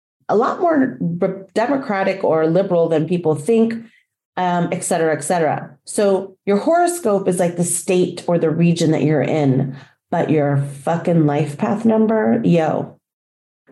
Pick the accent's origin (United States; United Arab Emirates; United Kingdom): United States; Texas; also born or lived in Colombia / Mexico; now in Florida, United States; I was born in a state in our union called Texas. So for that state, I might be referred to as a Texan.